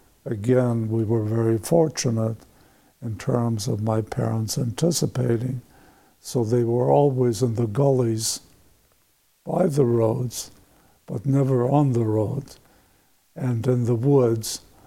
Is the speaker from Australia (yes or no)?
no; Poland; born there; English is a second language; And that's when they attacked Poland. And my mother was pregnant with me at that time. And I was born on September 20th, 1939.